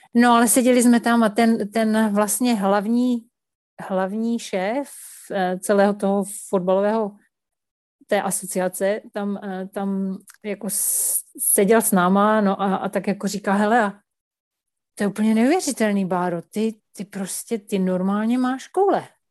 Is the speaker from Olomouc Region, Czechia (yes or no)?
yes; Jeseník, Olomouc Region, Czechia; já jsem vyrůstala v Jeseníku na Kramerce